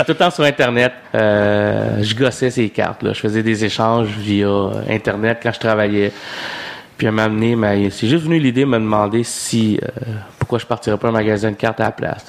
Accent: Saint-Jean-Port-Joli, Quebec, Canada; on a grandi à Saint-Jean-Port-Joli, à Québec

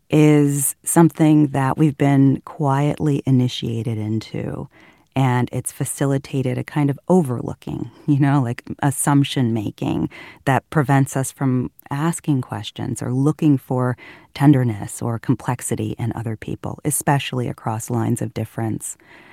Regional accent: Fairfield, California, United States; when we sold the house my siblings and I grew up in Fairfield.

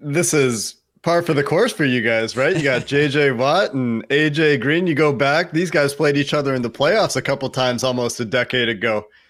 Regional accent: Chicago, Illinois, United States; I was born in Chicago

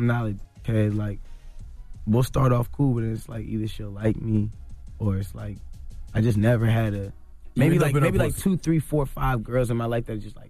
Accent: Toronto, Ontario, Canada; I'm from Toronto.

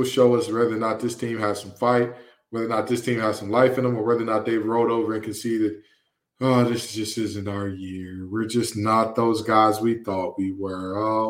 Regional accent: Detroit, Michigan, United States; So for those of you who don't know, I'm from Detroit, Michigan, okay?

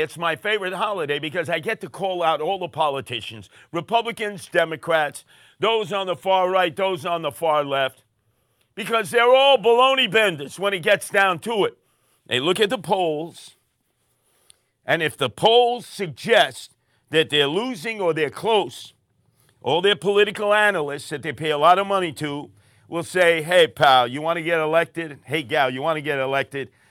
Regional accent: New York City, New York, United States; in my neighborhood growing up in Canarsie

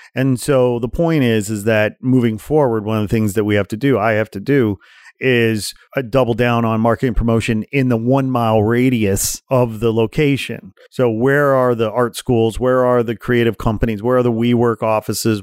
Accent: Portage, Indiana, United States; also born or lived in Gary, Indiana; I was born in Gary, Indiana, grew up in Portage, Indiana, about forty miles outside Chicago

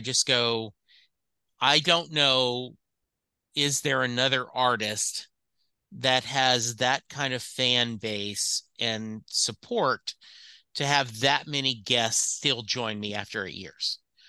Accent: Dallas, Texas, United States; I'm a Dallas Cowboy fan. I'm from Dallas.

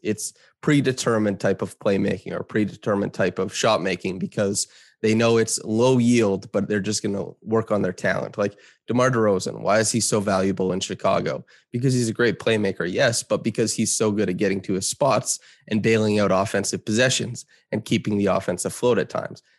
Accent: Saskatchewan, Canada; moved away; I grew up in small town Saskatchewan

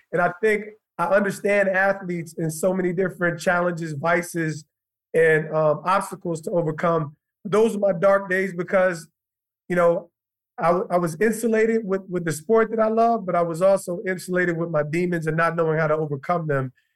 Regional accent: Montclair, New Jersey, United States; also born or lived in Livingston, New Jersey / East Orange, New Jersey; I'm an East Orange Montclair kid. Commuted into Montclair when I was 10 years old

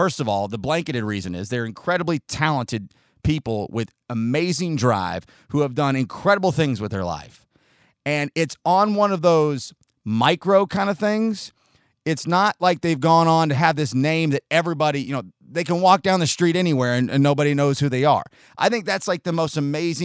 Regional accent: Chattanooga, Tennessee, United States; also born or lived in Oceanside, California; I was born in Oceanside outside of San Diego, moved into Chattanooga in 1986.

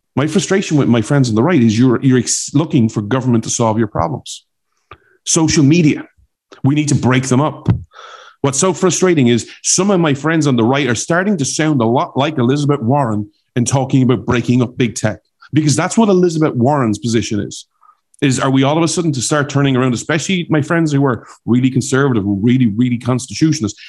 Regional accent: Ireland; accent: Irish; now in United States; my Irish accent

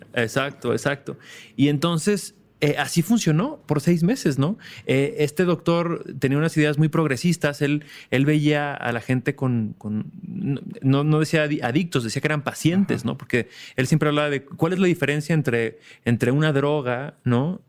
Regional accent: Mexico; Es como mexicanos

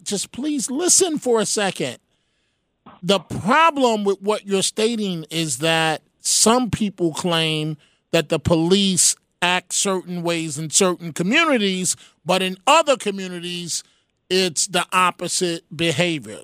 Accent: New York City, New York, United States; I grew up in the Bronx

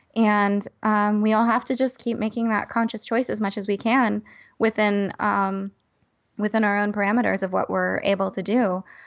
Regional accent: California, United States; as a Californian

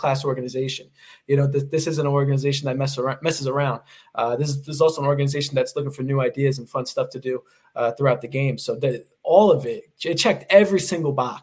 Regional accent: New York City, New York, United States; moved away as an adult; also born or lived in Ithaca, New York; now in Pittsburgh, United States; I moved here from Queens, New York. I was born and raised there

